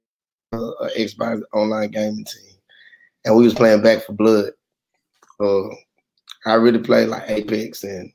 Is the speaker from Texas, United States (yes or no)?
yes; Houston, Texas, United States; I'm from the South Side